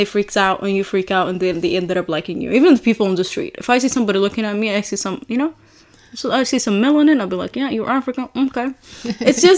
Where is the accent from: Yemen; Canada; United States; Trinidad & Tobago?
Yemen; moved away; my country